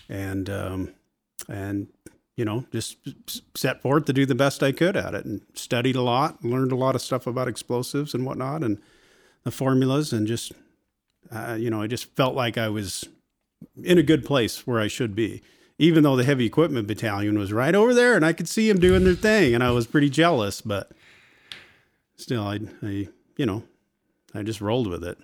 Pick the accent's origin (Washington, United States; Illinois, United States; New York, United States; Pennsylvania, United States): Washington, United States; Port Angeles; I grew up in Port Angeles